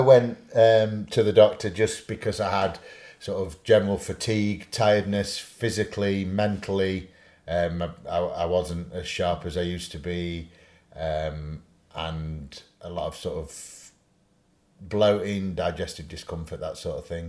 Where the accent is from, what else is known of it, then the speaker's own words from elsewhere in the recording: Sheffield, Yorkshire and the Humber, United Kingdom; accent: Yorkshire; I'm from Sheffield